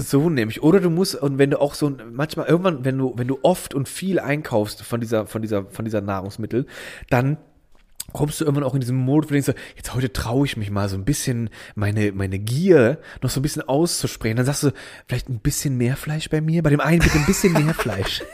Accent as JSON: {"language": "German", "town": "Miesenheim", "region": "Rhineland-Palatinate", "country": "Germany", "tie": "born or raised there", "said": "im Dorf Miesenheim, wo ich aufgewachsen bin"}